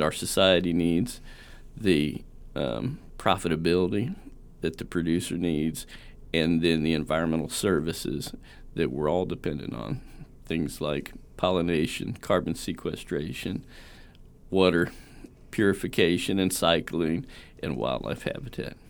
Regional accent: Southern Indiana, United States; also born or lived in Kentucky; Born in Kentucky, grew up in Southern Indiana

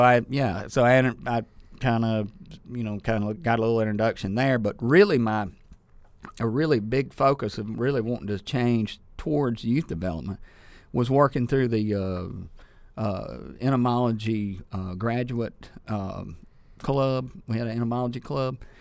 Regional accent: Sturgis, Mississippi, United States; also born or lived in Ackerman / Starkville; I was born in Ackerman and raised in Sturgis and wound up in Starkville

